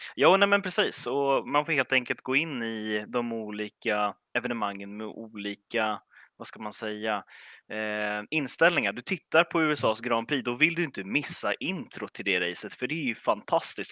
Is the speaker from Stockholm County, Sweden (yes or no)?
yes; Stockholm, Stockholm County, Sweden; jag som, eh, som stockholmare